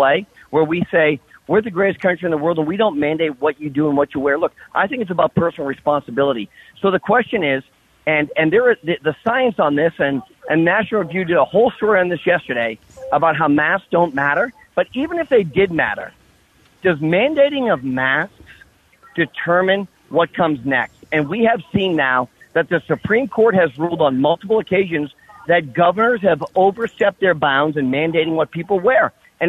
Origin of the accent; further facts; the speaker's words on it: New Hampshire, United States; in my home state of New Hampshire